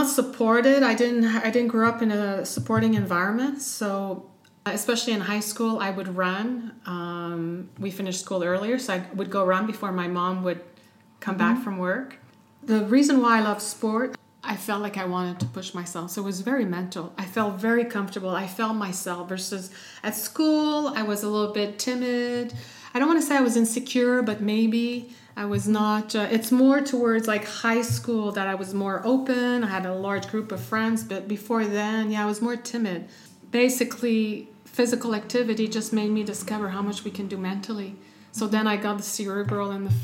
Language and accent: English; Canada; moved away as an adult; also born or lived in United States; now in Europe; I'm Canadian